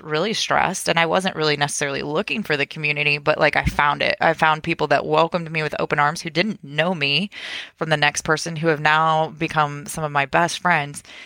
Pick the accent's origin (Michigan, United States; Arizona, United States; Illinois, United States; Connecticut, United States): Illinois, United States; Champaign; I'm born and raised in Champaign